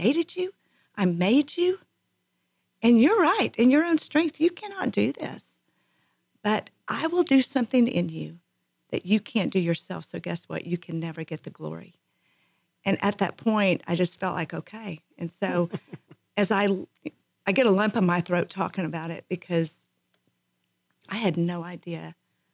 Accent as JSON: {"language": "English", "town": "Abilene", "region": "Texas", "country": "United States", "said": "I am from Abilene, Texas"}